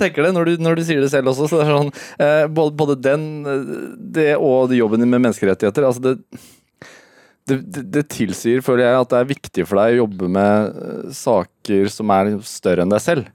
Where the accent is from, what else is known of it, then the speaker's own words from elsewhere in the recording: Norway; som nordmann